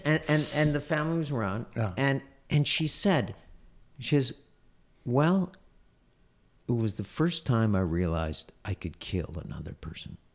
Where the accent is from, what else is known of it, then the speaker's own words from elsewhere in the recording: United States; as an American Jew